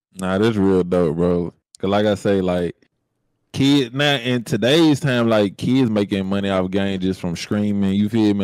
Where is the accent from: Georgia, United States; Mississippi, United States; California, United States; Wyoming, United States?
Mississippi, United States; Jackson; growing up in the hood, I'm from I'm from Jackson, Mississippi.